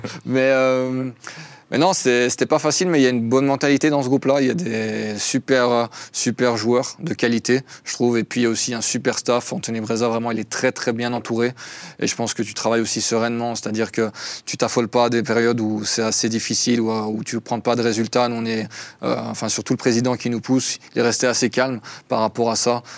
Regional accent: Belgium; now in Switzerland; je suis belge, à la base. Donc, belgo-arménien.

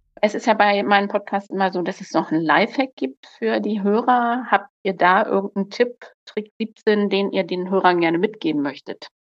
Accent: Lower Saxony, Germany; komme ja aus Niedersachsen

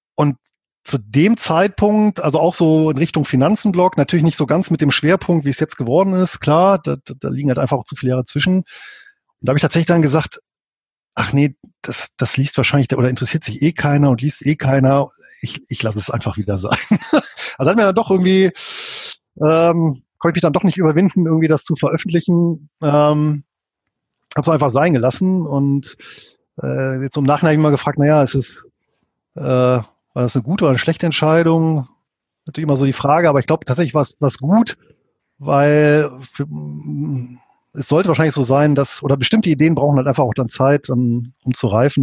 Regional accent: Bonn, North Rhine-Westphalia, Germany; moved away as an adult; now in Southern Lower Saxony, Germany; Ich bin hier in Deutschland, in Bonn geboren

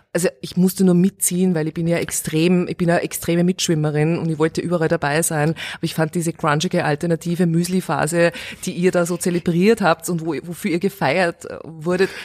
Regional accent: Steyr, Upper Austria, Austria; born or raised there; moved away as an adult; also born or lived in Vienna

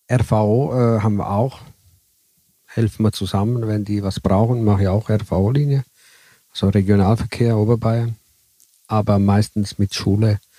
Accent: Italy; Ja, ich als Italiener äh, habe die Erfahrung, dass die hier die ersten Raststätte hier äh, in Tirol äh, sind immer noch deutschmäßig.

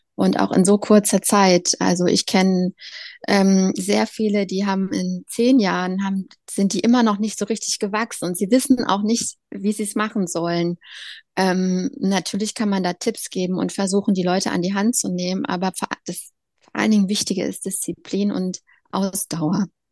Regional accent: Leipzig, Saxony, Germany; moved away as an adult; now in Berlin, Germany; Leipzig ist meine Heimatstadt

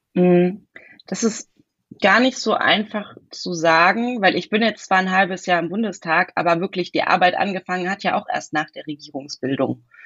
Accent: Hesse, Germany; born or raised there; moved away as an adult; also born or lived in Heidelberg, Baden-Württemberg / Bavaria; now in Western Pomerania, Germany

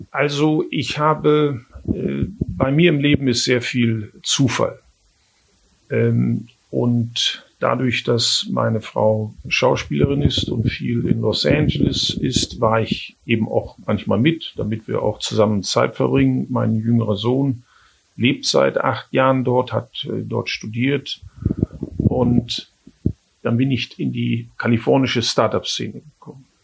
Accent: Germany; aber ich bin Deutscher, ich bleibe auch in Deutschland.

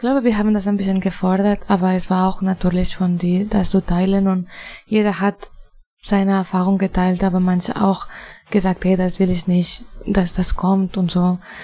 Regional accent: Spain; German is a second language; moved away; also born or lived in Barcelona; Ich komme aus Spanien.

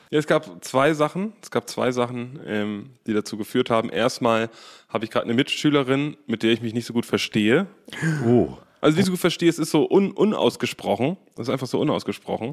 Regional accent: Berlin, Germany; Wir sind ja aus Berlin

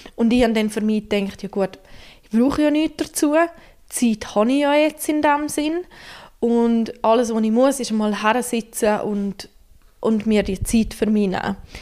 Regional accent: Graubünden, Switzerland; now in Central Switzerland, Switzerland; Ich bin ursprünglich Bündnerin, wohne jetzt aber schon seit einer Weile in der Zentralschweiz

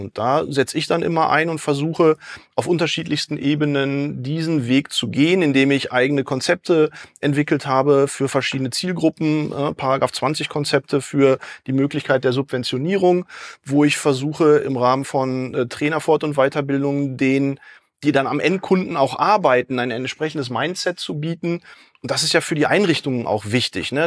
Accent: Dortmund, North Rhine-Westphalia, Germany; ich komme aus Dortmund

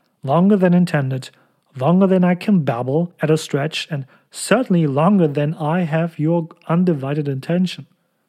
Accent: Cologne, North Rhine-Westphalia, Germany; born or raised there

